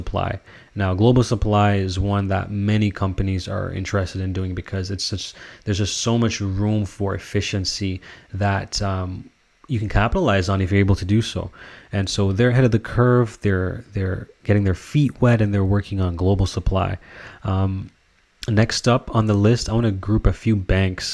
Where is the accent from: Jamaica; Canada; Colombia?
Canada; I'm Canadian.